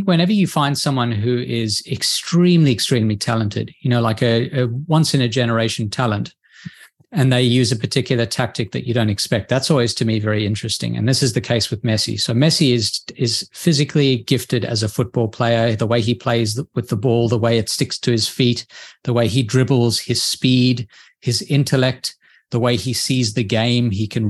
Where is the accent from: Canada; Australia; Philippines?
Australia; I'm from Australia.